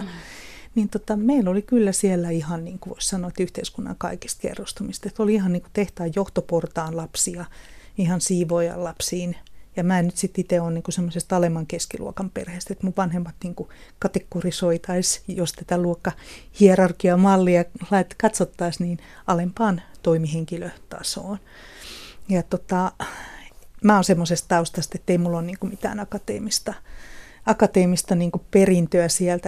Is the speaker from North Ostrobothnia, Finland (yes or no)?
no; Kotka, Kymenlaakso, Finland; mä oon kotoisin tuolta Kotkan Karhulasta